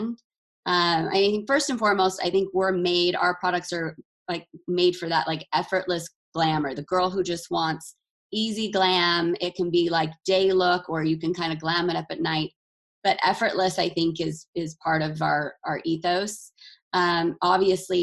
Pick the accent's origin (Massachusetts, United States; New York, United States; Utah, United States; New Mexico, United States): Utah, United States; growing up in Utah